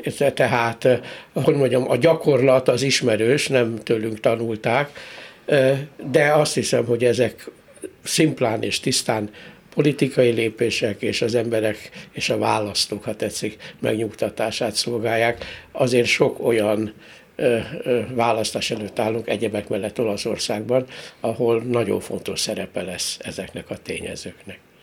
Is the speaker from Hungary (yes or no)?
yes; Hungary; büszke magyarként